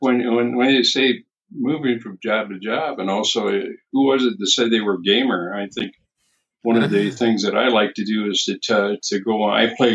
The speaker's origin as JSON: {"language": "English", "region": "Arizona", "country": "United States", "tie": "born or raised there", "also_born_or_lived": "San Diego", "moved": "as an adult", "said": "I moved all over the country, getting better jobs and getting higher pay until I finally settled down back in my home state of Arizona."}